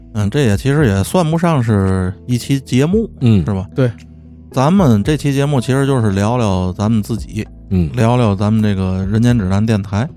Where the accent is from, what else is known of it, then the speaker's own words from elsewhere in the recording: Tianjin, China; 咱天津人